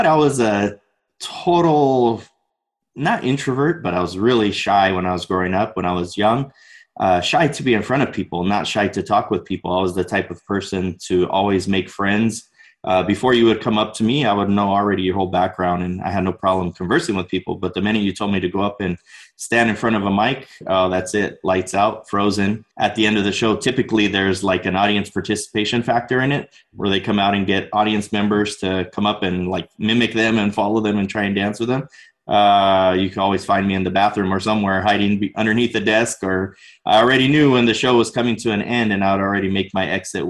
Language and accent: English; Orange County, Southern California, United States; I was born and raised here in Orange County, Southern California